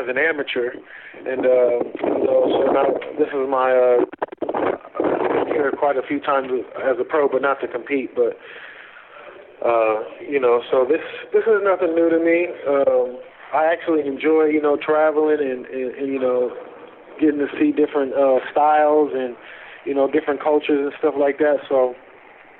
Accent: United States; I'm from America

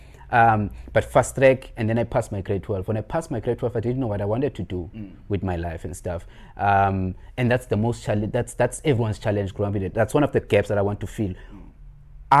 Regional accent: Cape Town, Western Cape, South Africa; I grew up in Khayelitsha

